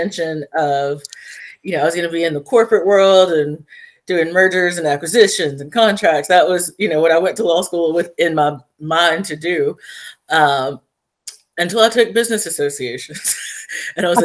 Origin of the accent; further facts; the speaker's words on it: Floyd County, Georgia, United States; being here in my hometown on the bench